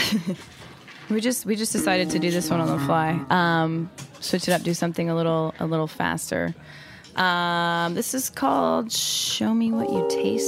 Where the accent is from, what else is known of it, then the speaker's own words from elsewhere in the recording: Salt Lake City, Utah, United States; also born or lived in Mexico; now in New York City, United States; I'm from Salt Lake City, Utah, originally, but my father's from Mexico